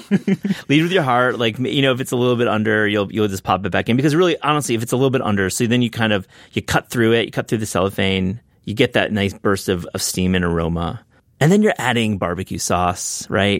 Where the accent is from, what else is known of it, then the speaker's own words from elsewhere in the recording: West Michigan, United States; I grew up in West Michigan, and so we didn't really have a barbecue tradition